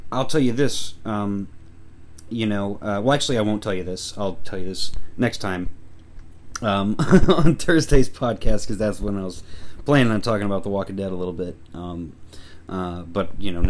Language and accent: English; Missouri, United States; I'm from Missouri